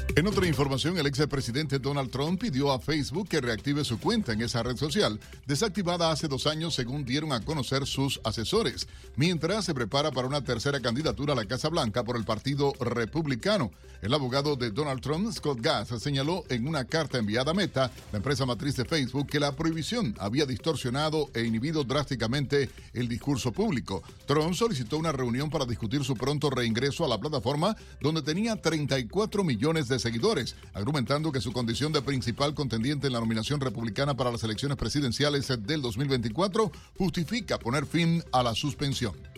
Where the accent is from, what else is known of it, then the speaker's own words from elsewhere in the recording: Cuba; moved away; Somos cubanos, americanos con mucha honra